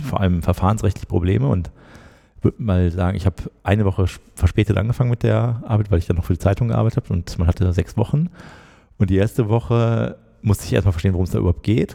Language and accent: German; Schwerte, North Rhine-Westphalia, Germany; moved away as an adult; also born or lived in Bonn; ich komme aus der Nähe von Dortmund, aus Schwerte.